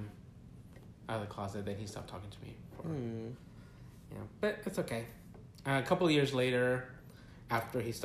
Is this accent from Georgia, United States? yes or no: yes; Villa Rica, Georgia, United States; also born or lived in California / Mexico (ancestry); coming from California, which was a lot of Hispanic population, mm-hmm. to Villa Rica, which was mostly white